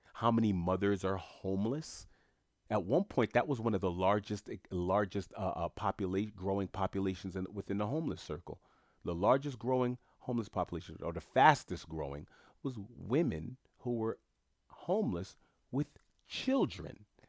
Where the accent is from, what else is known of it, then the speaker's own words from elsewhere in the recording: New York City, New York, United States; I was born and bred in New York City. I was born in, uh, uh, Saint John's Hospital on Queens Boulevard